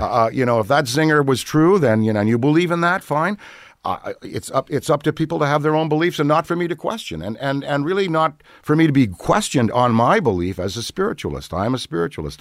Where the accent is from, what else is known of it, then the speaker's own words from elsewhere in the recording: Ottawa, Ontario, Canada; I was born in Ottawa, Canada